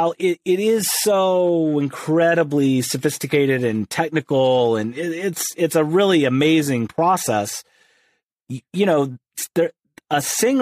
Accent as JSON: {"language": "English", "area": "outside St. Louis", "region": "rural Illinois", "country": "United States", "tie": "born or raised there", "moved": "as an adult", "lives_now": "Los Angeles, United States", "said": "I grew up in rural Illinois. So outside of St. Louis"}